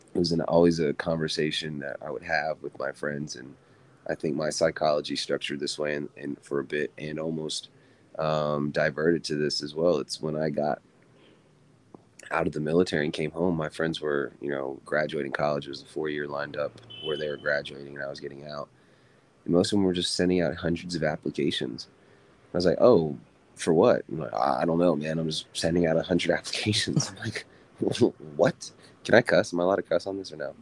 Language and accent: English; Virginia, United States; grew up, born and raised in Virginia.